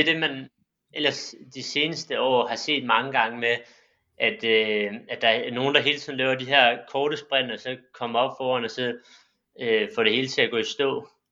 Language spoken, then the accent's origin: Danish; Silkeborg, Central Denmark Region, Denmark; moved away as an adult; now in Bagsværd, Denmark; jeg kommer også fra Silkeborg, men jeg flyttede til Bagsvær i 2016